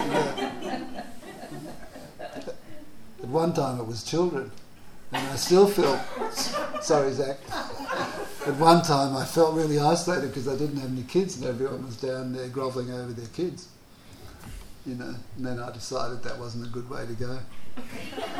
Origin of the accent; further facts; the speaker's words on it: Australia; I come from Australia